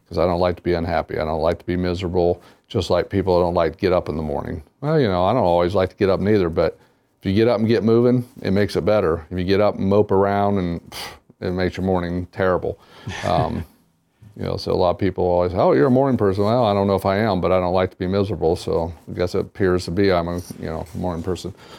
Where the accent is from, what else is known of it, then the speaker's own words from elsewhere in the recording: Wapakoneta, Ohio, United States; moved away; my hometown is the hometown of Neil Armstrong